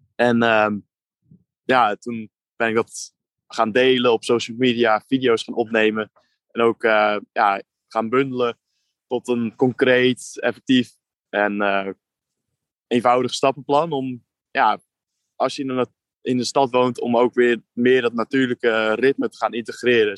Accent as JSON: {"language": "Dutch", "country": "Netherlands", "said": "wij als Nederlanders"}